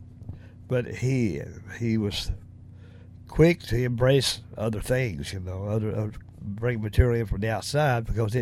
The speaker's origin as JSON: {"language": "English", "region": "Tennessee", "country": "United States", "also_born_or_lived": "Lexington", "accent": "Southern", "moved": "yes", "said": "I'm from the South, from Tennessee. I definitely got a Southern dialect, you know, as far as my accent"}